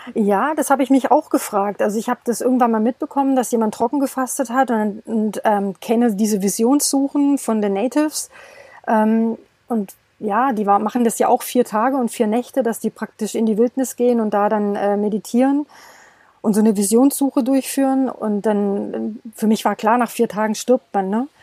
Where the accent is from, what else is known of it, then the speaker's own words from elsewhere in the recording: Stuttgart, Baden-Württemberg, Germany; moved away as an adult; now in Portugal; Also ich komme aus dem Schwabeländle, also ich bin äh, äh, aus der Stuttgarter Ecke. Mhm im Ursprung und wir sind aber hierher ausgewandert